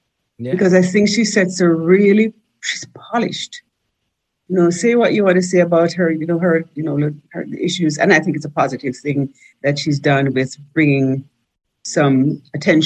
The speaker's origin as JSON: {"language": "English", "country": "Jamaica", "moved": "as an adult", "lives_now": "United States", "said": "I came up here from Jamaica pretty green"}